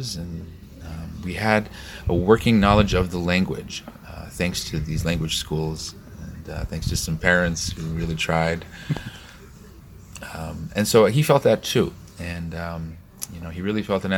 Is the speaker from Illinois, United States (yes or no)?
yes; Chicago, Illinois, United States; moved away; I'm from Chicago. We have about 1.2 million Polish people